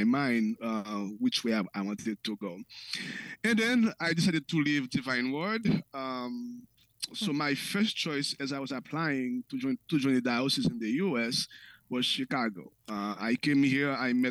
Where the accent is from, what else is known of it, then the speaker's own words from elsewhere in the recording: Haiti; now in Mount Prospect, United States; born and raised in Haiti, and moved to that town with my family